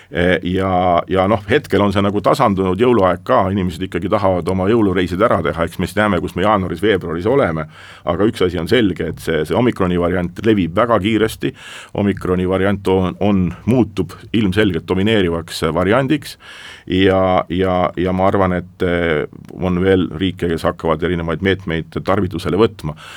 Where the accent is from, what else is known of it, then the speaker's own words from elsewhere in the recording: Estonia; ma olen eestlane